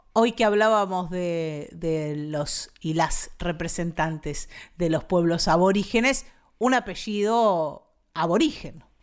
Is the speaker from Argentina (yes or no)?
yes; Buenos Aires Province, Argentina; nosotros, los bonaerenses